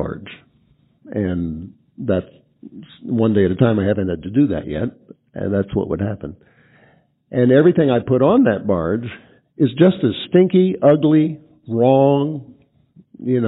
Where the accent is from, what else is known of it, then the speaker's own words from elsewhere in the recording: East Coast, United States; moved away; I grew up on the East Coast where we have a lot of garbage barges.